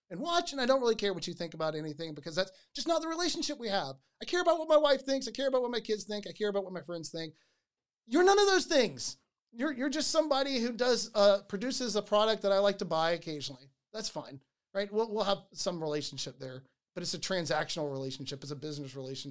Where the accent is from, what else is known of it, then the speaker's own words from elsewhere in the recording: United States; I'm an American